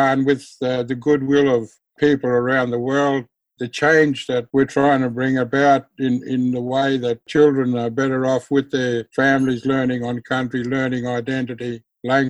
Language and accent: English; Croker Island Mission, Northern Territory, Australia; also born or lived in Alice Springs, Northern Territory; I grew up on Croker Island Mission. I was taken from Alice Springs.